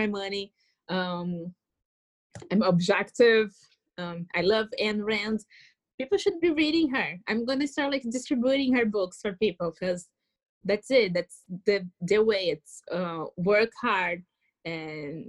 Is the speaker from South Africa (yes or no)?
no; Brazil; moved away as an adult; now in United States; I was born in Latin America